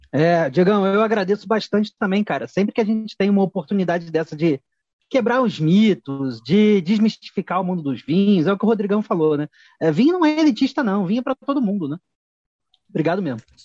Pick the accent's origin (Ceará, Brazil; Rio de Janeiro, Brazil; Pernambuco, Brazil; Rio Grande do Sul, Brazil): Rio de Janeiro, Brazil; moved away as an adult; now in São Paulo, Brazil; Nasci e fui criado no Rio de Janeiro, só me mudei para São Paulo muito mais velho.